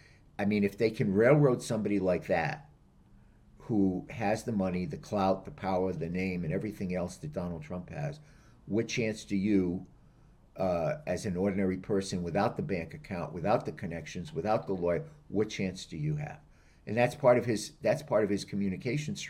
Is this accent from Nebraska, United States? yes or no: no; Rhode Island, United States; I'm from Rhode Island